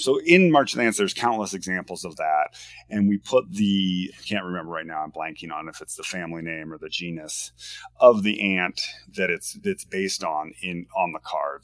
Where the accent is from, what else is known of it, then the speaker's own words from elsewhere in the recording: Washington, United States; now in Portland, United States; I'm from the Northwest. I was uh, born and raised in Washington State